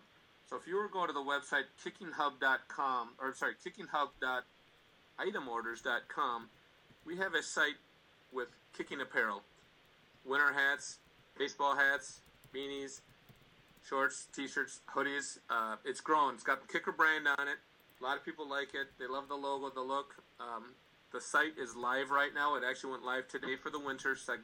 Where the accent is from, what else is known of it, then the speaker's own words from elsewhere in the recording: Minnesota, United States; I'm from Minnesota.